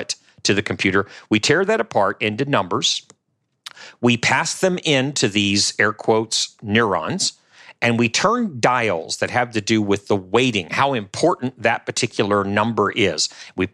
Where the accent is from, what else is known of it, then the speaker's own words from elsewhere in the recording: New Orleans, Louisiana, United States; Patrick and I both from the New Orleans area, right? We're from Louisiana